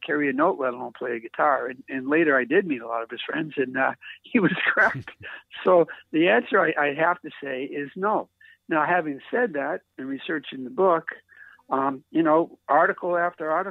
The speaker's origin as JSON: {"language": "English", "area": "East Coast", "region": "Atlantic Canada", "country": "Canada", "moved": "yes", "said": "I'm from the East Coast."}